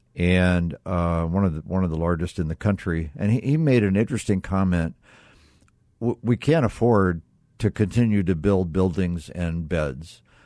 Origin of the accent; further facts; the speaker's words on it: Midwest, United States; now in Arizona, United States; I grew up in the Midwest